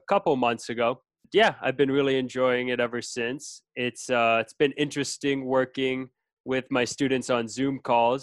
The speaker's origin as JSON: {"language": "English", "town": "Chicago", "region": "Illinois", "country": "United States", "also_born_or_lived": "Viña del Mar, Chile", "moved": "as an adult", "lives_now": "Chile", "said": "I am originally from Chicago, Illinois, in the United States. I have been living in Chile for about"}